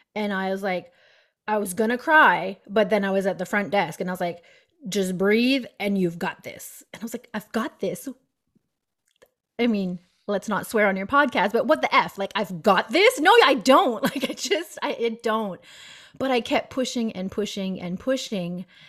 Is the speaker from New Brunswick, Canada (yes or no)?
yes; Moncton, New Brunswick, Canada; moved away as an adult; also born or lived in Fredericton; I was from Moncton, so two hours away.